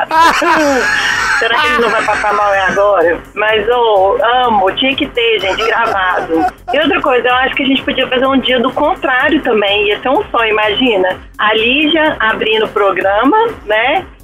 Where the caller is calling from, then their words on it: Barra Bonita, São Paulo, Brazil; Eu falo de Barra Bonita.